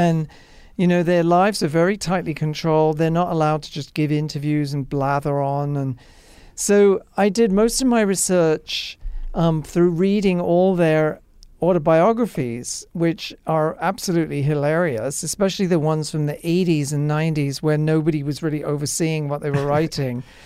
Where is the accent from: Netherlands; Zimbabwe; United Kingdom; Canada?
United Kingdom; England; moved away; being an English person, you grow up around it.